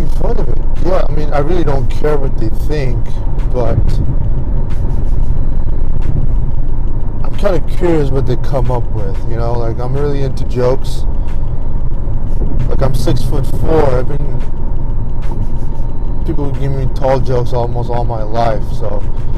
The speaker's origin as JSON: {"language": "English", "country": "India", "said": "I'm Indian"}